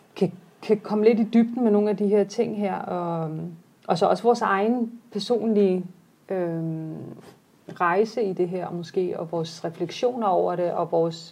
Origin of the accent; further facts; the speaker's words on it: Denmark; mange af vores generation netop folk, der er født og opvokset i Danmark